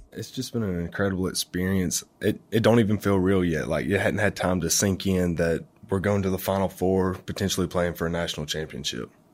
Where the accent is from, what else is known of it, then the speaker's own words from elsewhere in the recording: Florence, Alabama, United States; I'm from Florence, Alabama